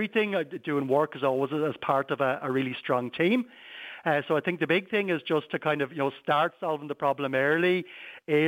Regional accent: Wexford, Leinster, Ireland; moved away; also born or lived in Curracloe; I grew up in Wexford.

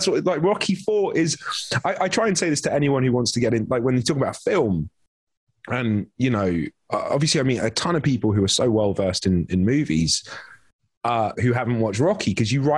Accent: London, United Kingdom; moved away as an adult; also born or lived in Vancouver, Canada; now in Los Angeles, United States; London's the only place I'd ever been. I grew up there. I'm from Wembley

